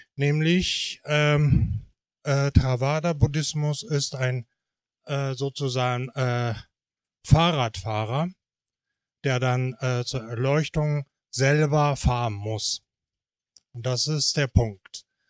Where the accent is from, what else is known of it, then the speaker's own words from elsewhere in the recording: Japan; now in Germany; Also ich bin Japaner